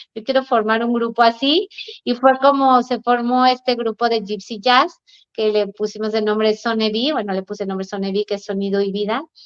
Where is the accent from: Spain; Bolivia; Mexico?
Mexico; Aguascalientes; moved away; mi tierra, Aguascalientes